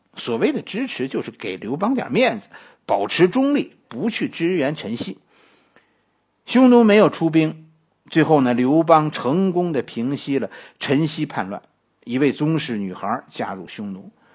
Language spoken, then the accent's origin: Chinese; China; 我们中国人